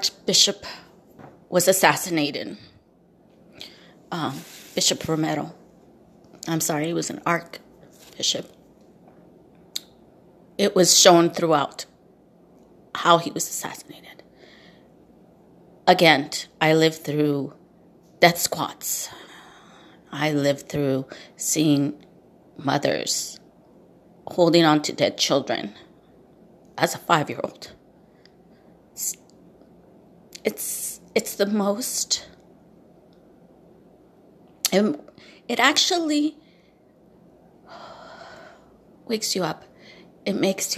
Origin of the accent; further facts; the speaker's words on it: El Salvador; I was born in El Salvador